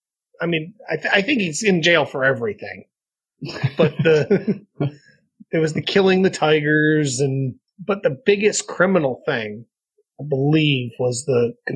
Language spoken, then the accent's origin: English; Michigan, United States; we're from Michigan.